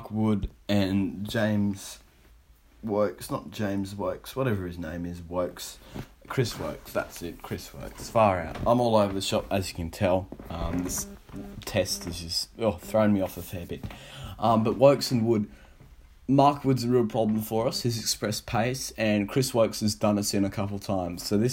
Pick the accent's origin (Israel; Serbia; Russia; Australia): Australia; I've got a chant of my own as an Aussie